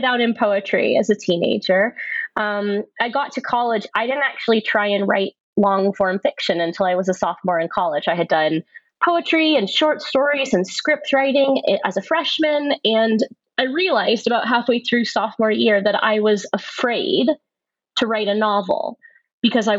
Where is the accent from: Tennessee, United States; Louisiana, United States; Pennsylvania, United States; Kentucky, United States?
Tennessee, United States; Nashville; I grew up in Nashville, Tennessee